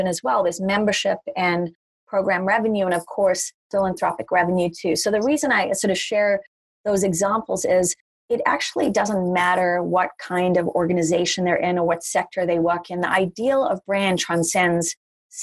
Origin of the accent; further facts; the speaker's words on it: Durban, KwaZulu-Natal, South Africa; also born or lived in Potchefstroom, South Africa; now in New York, United States; I was born in a very small town in South Africa called Potchefstroom, which had one traffic light, and grew up in Durban, South Africa.